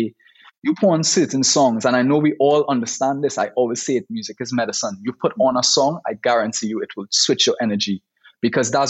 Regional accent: Trinidad & Tobago; growing up in Trinidad

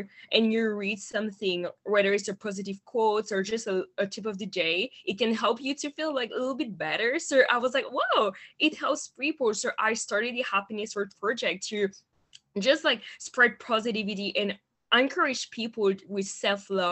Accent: Montreal, Quebec, Canada; English is a second language; I am originally from Montreal in Canada

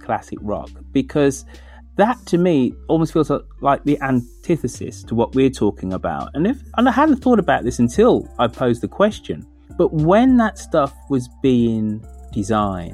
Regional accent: United Kingdom; moved away; being a Brit, coming over to America

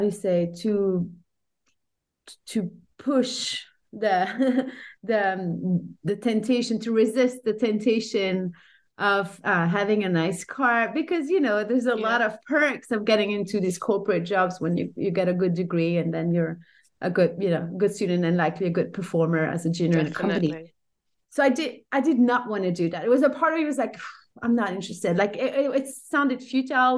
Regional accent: Brussels, Brussels-Capital Region, Belgium; English is a second language; moved away as an adult; now in Lausanne, Switzerland; So I'm based in Lausanne now. I'm originally from Brussels in Belgium.

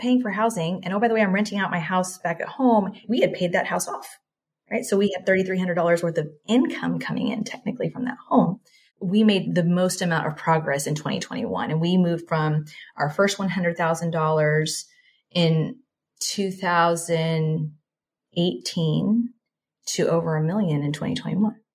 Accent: Texas, United States; moved away as an adult; also born or lived in Singapore; I am originally from Texas, born and raised, Mexican household.

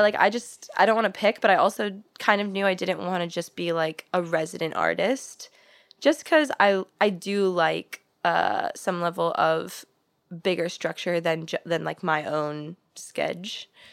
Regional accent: St. Louis, Missouri, United States; moved away as an adult; now in Los Angeles, United States; I grew up in Saint Louis, and then I went to college in Saint Louis.

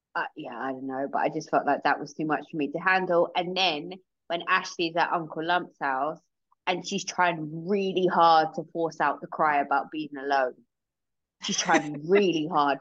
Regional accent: England, United Kingdom; we're English.

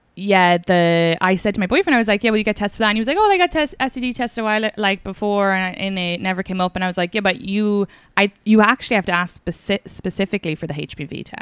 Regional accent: Kildare, Leinster, Ireland; was from Kildare

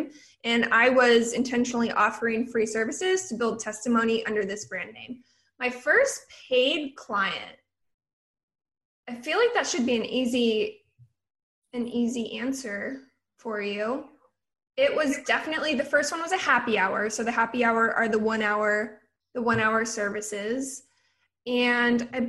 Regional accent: Oregon, United States; So I'm from Oregon. Originally, I went to the University of Oregon

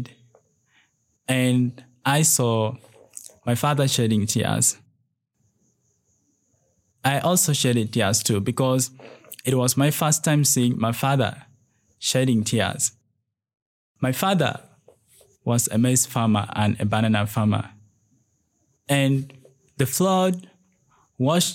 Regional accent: Lira, Northern Region, Uganda; now in Kampala, Uganda; I am originally from Lira district, located in northern part of Uganda, but currently staying in Kampala.

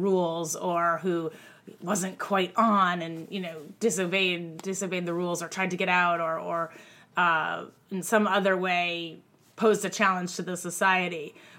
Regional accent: Groton, Massachusetts, United States; moved away as an adult; now in New York, United States; I grew up in Groton, Mass, where the boarding school is.

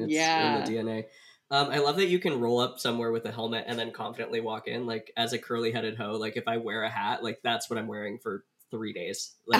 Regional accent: Portland, Oregon, United States; moved away as an adult; also born or lived in Rhode Island / Illinois; now in New York, United States; I grew up in Portland, Oregon.

